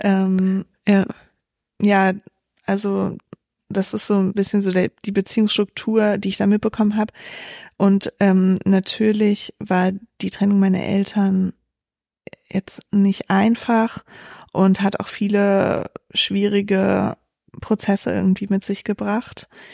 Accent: Berlin, Germany; also born or lived in Hesse; Also ich bin in Berlin geboren und in Berlin auch aufgewachsen, den Großteil meiner Kindheit

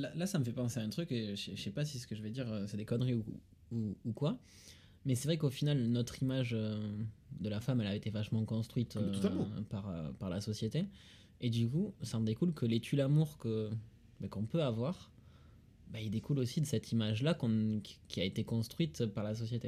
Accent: Toulouse, Occitania, France; accent: Toulousain; j'ai l'accent toulousain

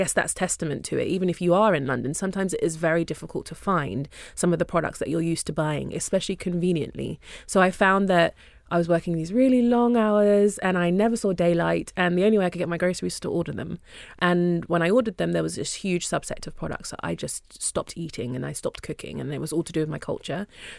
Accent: Nigeria; now in United Kingdom; And of course, African, I'm Nigerian, so it was very helpful to start with something that you know.

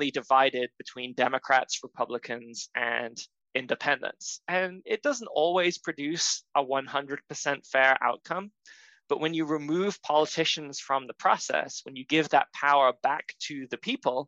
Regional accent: Florida, United States; my home state of Florida

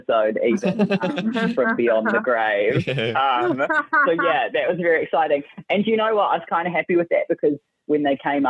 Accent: New Zealand; I'm from New Zealand

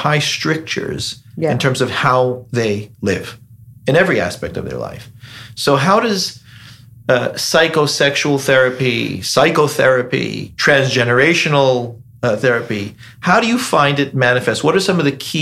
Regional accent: United States; as an American

